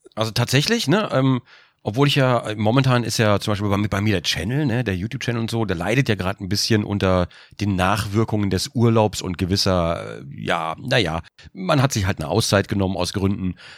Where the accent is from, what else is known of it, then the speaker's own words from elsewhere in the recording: Germany; als Deutscher